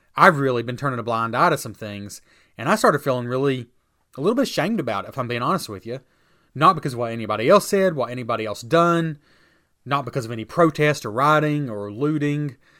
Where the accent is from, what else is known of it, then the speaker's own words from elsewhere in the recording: United States; I'm an American who considers himself a Christian